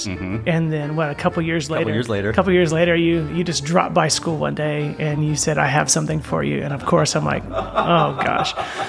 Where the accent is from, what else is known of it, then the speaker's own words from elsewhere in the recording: Houston, Texas, United States; I am from Houston.